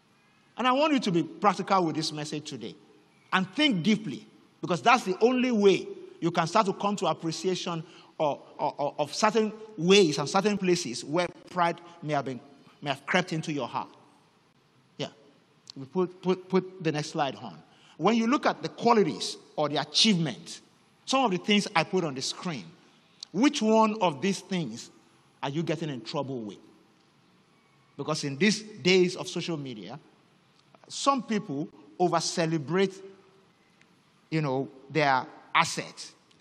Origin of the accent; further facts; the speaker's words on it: Nigeria; first language Yoruba; English is a second language; You know, in my native language, Yoruba, there's a slang that gained notoriety not too long ago because of a particular song. … And in this part of the world, people sang it a lot.